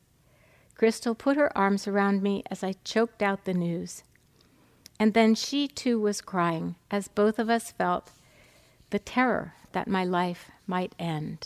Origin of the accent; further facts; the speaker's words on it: New England, United States; moved away; I'm from New England